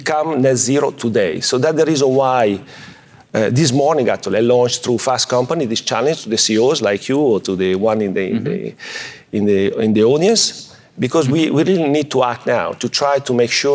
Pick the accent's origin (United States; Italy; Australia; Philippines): Italy; I'm coming from Italy